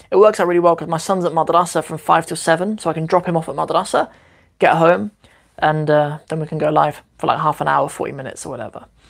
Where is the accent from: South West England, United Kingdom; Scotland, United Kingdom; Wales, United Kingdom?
South West England, United Kingdom; Cornwall; also born or lived in Northampton; I was born in Northampton, which is a little kind of working class town here in the UK, and uh, moved to Cornwall when I was 11